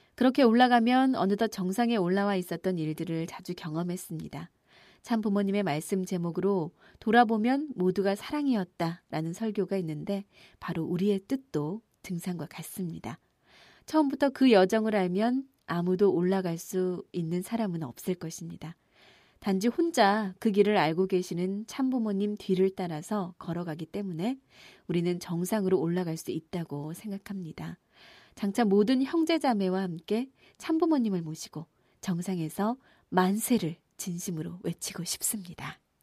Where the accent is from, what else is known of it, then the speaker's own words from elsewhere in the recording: Japan; 저는 제가 일본 사람이라는 사실이